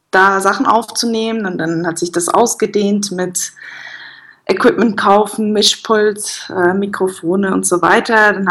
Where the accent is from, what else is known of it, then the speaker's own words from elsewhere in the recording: Bern, Switzerland; born there; also born or lived in Lucerne; Gebürtig bin ich aus dem Berner Umland.